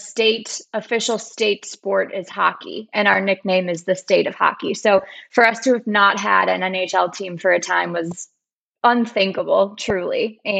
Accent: Minnesota, United States; moved away as an adult; I am a proud Minnesotan, born and raised there. I've moved away for 10 years kind of in the middle of my life, but I'm back living there

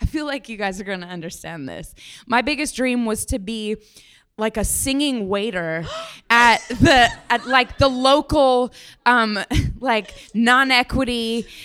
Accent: Denver, Colorado, United States

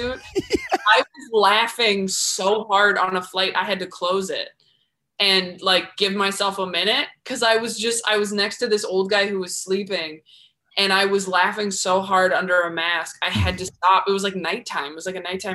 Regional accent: California, United States; also born or lived in New York; I'm from California

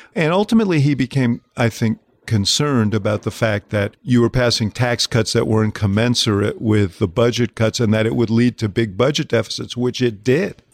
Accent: New York, United States; I was growing up in New York

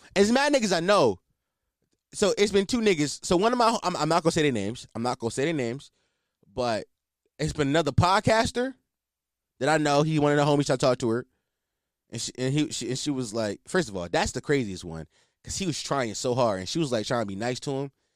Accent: Philadelphia, Pennsylvania, United States; I'm a Philadelphian, born and raised

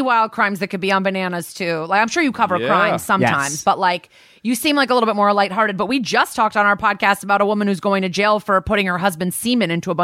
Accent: Connecticut, United States; I'm from Connecticut and I summered in Vermont my whole life.

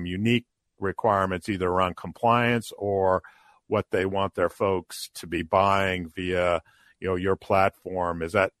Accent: near Loring Air Force Base, Maine, United States; I grew up near Loring Air Force Base up in Maine

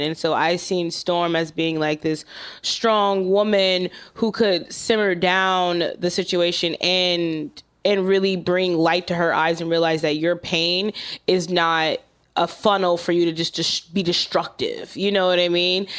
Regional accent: Los Angeles, California, United States; I'm from South Central L

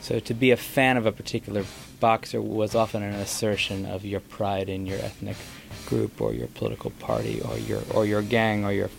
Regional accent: France; I was born in France

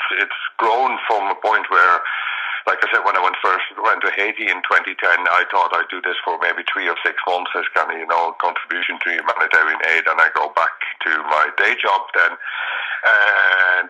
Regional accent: Netherlands; now in Ireland; I'm originally from the Netherlands, moved to Ireland in 95

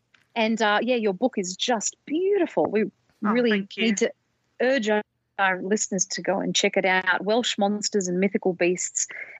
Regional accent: Sydney, New South Wales, Australia; I'm from New South Wales in Australia, Sydney.

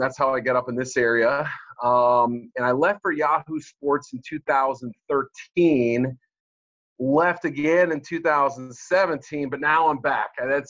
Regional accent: Boston, Massachusetts, United States; moved away as an adult; also born or lived in Missouri; now in Chicago, United States; I grew up in the Boston area.

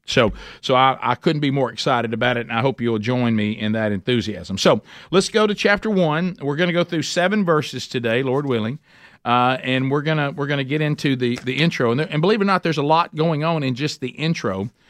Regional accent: Oxford, Alabama, United States; in Oxford, Alabama. That's my hometown

